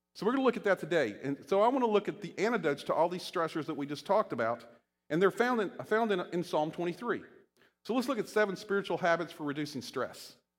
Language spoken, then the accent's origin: English; Shenandoah Valley, Virginia, United States; moved away; I'm from Virginia, and I grew up, uh, you know, in the Shenandoah Valley